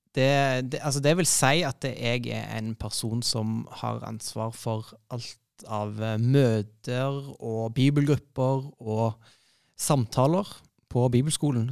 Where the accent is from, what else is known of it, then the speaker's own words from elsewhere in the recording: Stavanger, Rogaland, Norway; now in Oslo, Norway; kom jeg jo fra Stavanger, eller nærmere sagt Madla